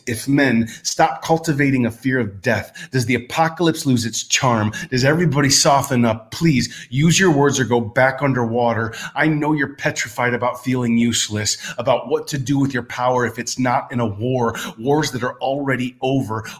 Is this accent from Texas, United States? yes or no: yes; Texas, United States; now in Porto, Portugal; a gay kid growing up in Texas